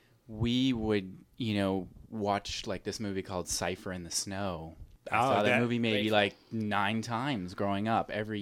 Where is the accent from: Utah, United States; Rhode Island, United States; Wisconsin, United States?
Utah, United States; Salt Lake City; Well, I grew up in Salt Lake City, Utah